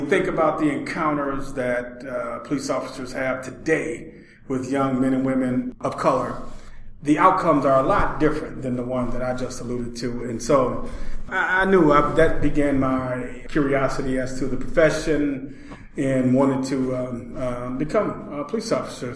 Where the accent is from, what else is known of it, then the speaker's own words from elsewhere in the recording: Milwaukee, Wisconsin, United States; I was born here in the Hillside Housing Project